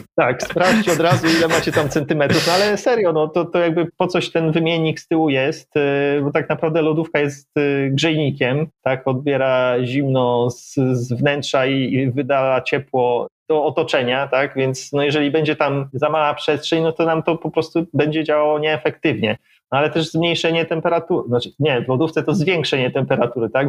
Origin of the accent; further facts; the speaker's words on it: Łódź, Łódź Voivodeship, Poland; moved away as an adult; pochodzę z Łodzi, tak, 25 lat tam mieszkałem